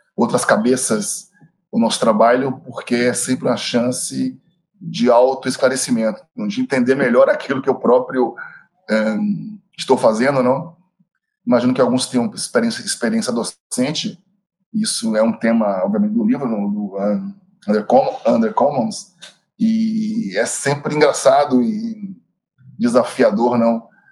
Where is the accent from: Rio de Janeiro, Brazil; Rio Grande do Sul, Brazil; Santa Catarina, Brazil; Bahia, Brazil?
Bahia, Brazil; eu sou baiano